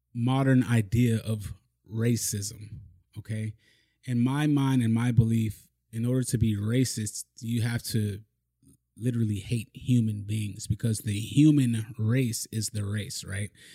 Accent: Broward County, Florida, United States; also born or lived in Miami, Florida; I was born in Miami. I grew up mainly in Broward County

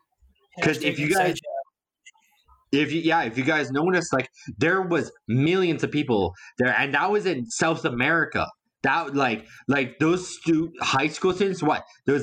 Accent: Canada; I'm also from Canada. We don't do that kind of stuff around here.

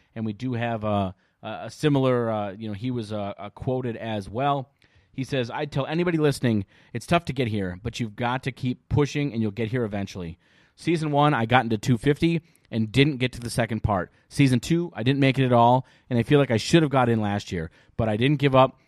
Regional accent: Minnesota, United States; we're from Minnesota

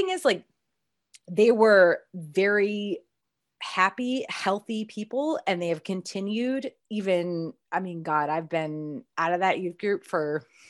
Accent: Connecticut, United States; because I grew up in Connecticut again. So being a Baptist in New England is weird as fuck, to be honest.

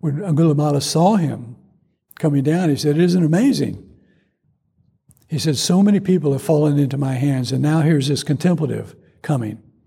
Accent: Georgia, United States; growing up in Georgia

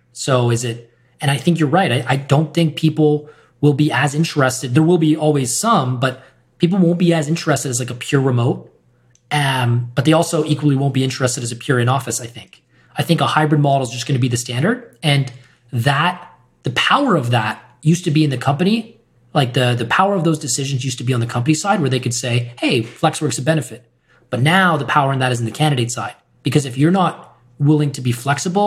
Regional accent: Winnipeg, Manitoba, Canada; also born or lived in Vancouver; now in Toronto, Canada; I'm working with this company in my hometown of Winnipeg

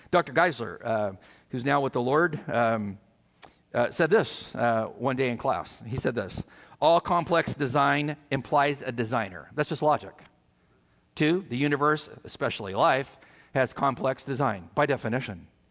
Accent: California, United States; moved away; where we're from California

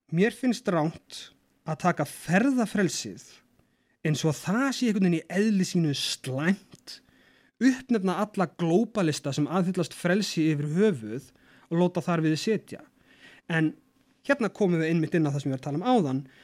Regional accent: Iceland; við erum sjálfstæð frá Danmörku og ægila ánað með það að fá að ráða okkar eigin málum

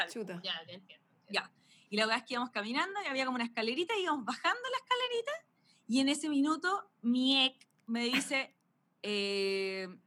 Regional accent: Caracas, Capital District, Venezuela; yo soy venezolano, yo soy de Caracas de toda mi vida

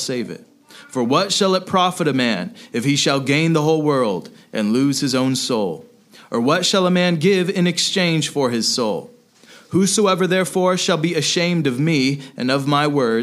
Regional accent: United States; we are Americans

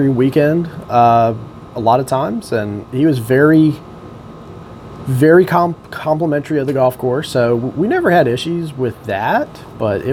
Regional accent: Lorton, Virginia, United States; I grew up here in Lorton. I went to Hayfield High School

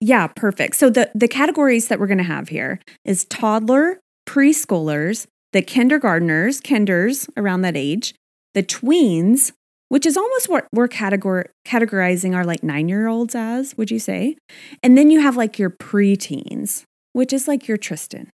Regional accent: Texas, United States; my home state of Texas

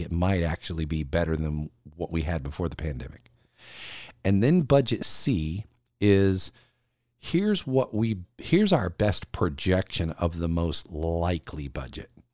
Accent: South Carolina, United States; here in South Carolina in my home state

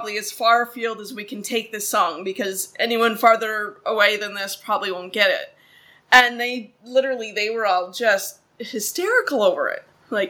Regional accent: Minnesota, United States; moved away as an adult; I spent, up until December 2019, when we moved here, I literally lived in Minnesota my entire life.

